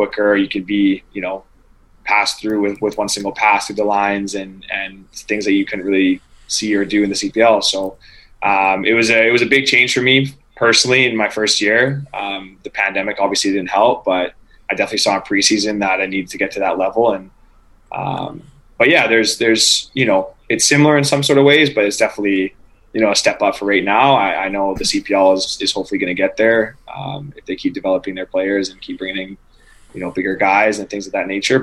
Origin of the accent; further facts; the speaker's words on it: Vancouver, British Columbia, Canada; moved away as an adult; now in Montreal, Canada; I'm from Vancouver, so I always used to go to Vancouver Whitecaps games